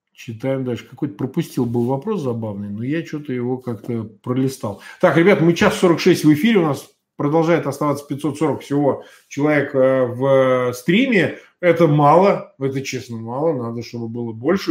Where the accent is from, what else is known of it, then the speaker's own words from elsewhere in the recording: Russia; Я россиянин